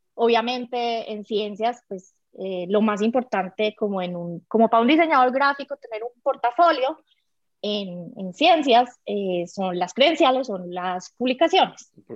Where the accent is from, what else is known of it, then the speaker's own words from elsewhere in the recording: Medellín, Antioquia, Colombia; yo crecí en Medellín, en colegio niña